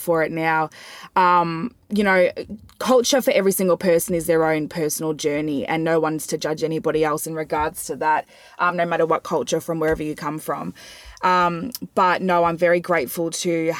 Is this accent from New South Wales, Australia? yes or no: no; Ringwood East, Victoria, Australia; I was born and raised in Heathmont, or Ringwood East rather